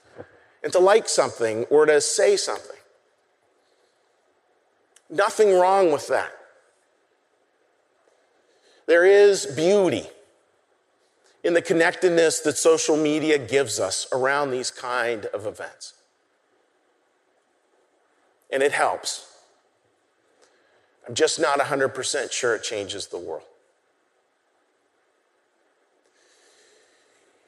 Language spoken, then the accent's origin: English; Pittsburgh, Pennsylvania, United States; now in Philadelphia, United States; I'm from Pittsburgh. Married a Philly girl, that's how we ended up here